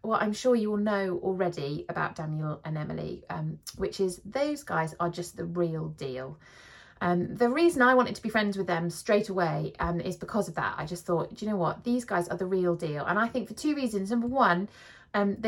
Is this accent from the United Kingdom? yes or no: yes; South of England, United Kingdom; moved away; also born or lived in London / Bath; I'm from the south